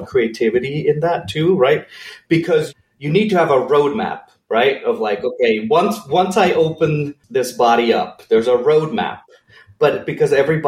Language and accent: English; Switzerland; moved away as an adult; also born or lived in California; I grew up in Switzerland in a small village about an hour and a half northeast of Zurich.